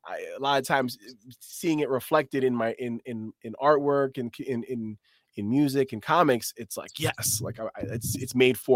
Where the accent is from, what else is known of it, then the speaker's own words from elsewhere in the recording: New York, United States; So like, being a New Yorker, there's so much media that has New York as its centerpiece, right?